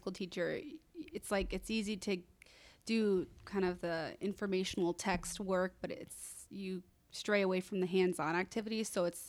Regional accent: Easton, Connecticut, United States; I grew up in Easton, Connecticut. Yep. I went to the Easton Public Schools for most of my life

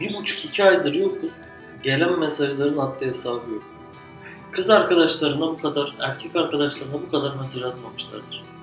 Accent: Adana, Turkey; Adana. Doğduğum şehir.

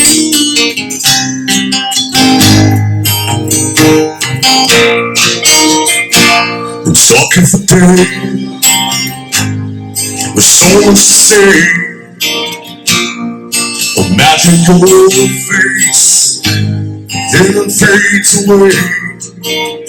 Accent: Petersburg, Kentucky, United States; I'm Petersburg, Kentucky

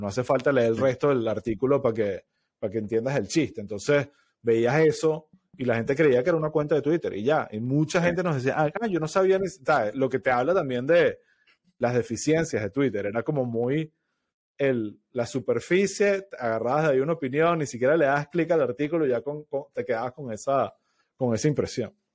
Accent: Venezuela; moved away; como venezolano

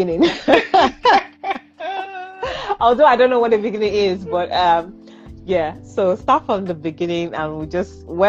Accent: Nigeria; I'm Nigerian.

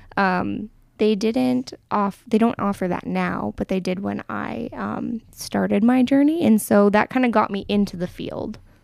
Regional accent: Medicine Hat, Alberta, Canada; also born or lived in Crowsnest Pass; I have mostly been raised in Medicine Hat

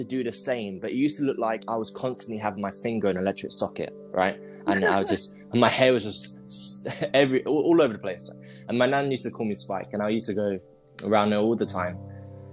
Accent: London, United Kingdom; I'm from London, if you can't tell by the accent.

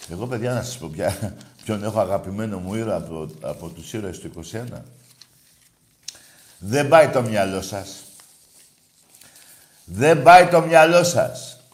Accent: Greece; Εγώ δεν φοβάμαι. Είμαι Έλληνας, έτσι. Πατρίδα, θρησκεία και οικογένεια.

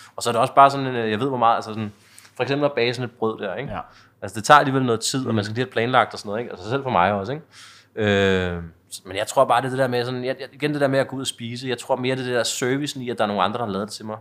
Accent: Vium, Denmark; jeg er vokset op i Vium, der ligger en 10 km væk herfra

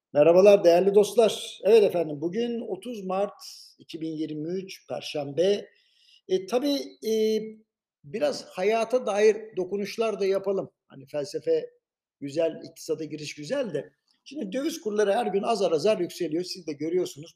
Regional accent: Istanbul, Turkey; doğup büyüdüğüm yer olan Beşiktaş ve Şişli bölgesi

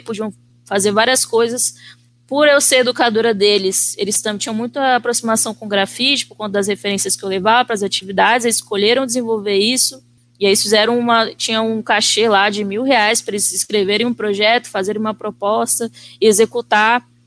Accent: Vitória, Espírito Santo, Brazil; sou natural de Vitória, Espírito Santo. Nasci, cresci, vivo aqui até os dias de hoje.

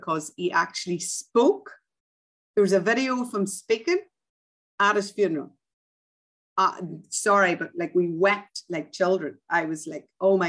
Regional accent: Ireland; moved away; grew up as an Irish Catholic

